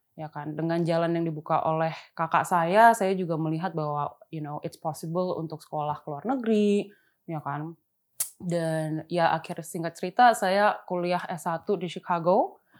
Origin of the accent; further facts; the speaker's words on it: Jakarta, Indonesia; also born or lived in Karawaci; lahir besar memang di Pluit